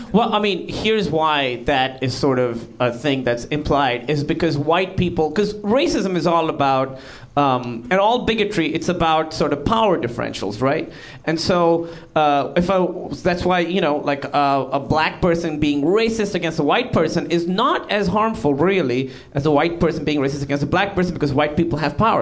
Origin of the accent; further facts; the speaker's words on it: Pakistan; moved away; I'm Pakistani